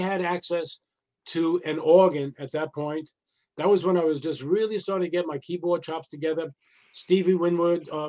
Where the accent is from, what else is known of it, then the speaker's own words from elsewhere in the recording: New York, United States; I come from New York